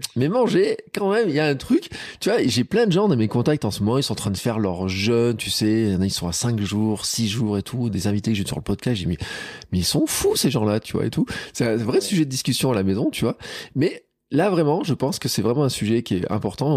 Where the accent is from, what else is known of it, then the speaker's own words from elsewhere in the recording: Auvergne, France; chez nous en Auvergne